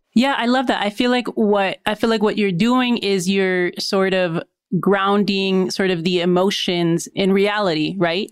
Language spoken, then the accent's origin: English; Mexico; I'm from Mexico.